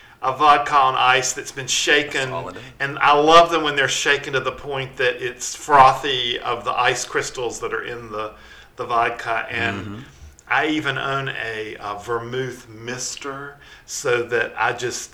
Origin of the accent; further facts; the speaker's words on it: Hickory, North Carolina, United States; now in Charlotte, United States; I grew up in Hickory, North Carolina, about an hour up the road.